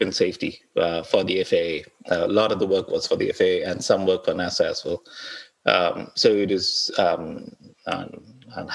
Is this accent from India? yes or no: yes; Thiruvananthapuram, Kerala, India; moved away as an adult; also born or lived in Wichita, Kansas; So I come from India, and the city that I come from is where the space industry in India started.